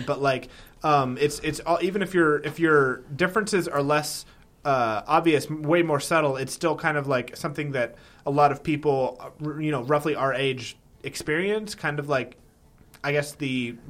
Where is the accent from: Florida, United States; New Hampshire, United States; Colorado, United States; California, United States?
California, United States; born there; I was born in California and I have family in California, so I can go – I go all the time, humble brag.